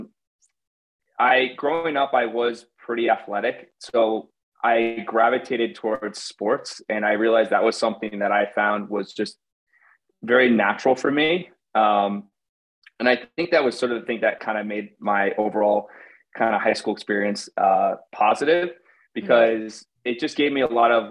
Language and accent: English; Connecticut, United States; now in New York City, United States; I'm born and raised in Connecticut, but I live in New York City now.